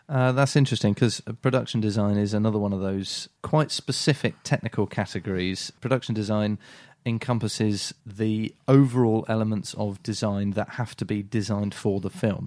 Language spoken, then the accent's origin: English; Salisbury, South West England, United Kingdom; we're from Salisbury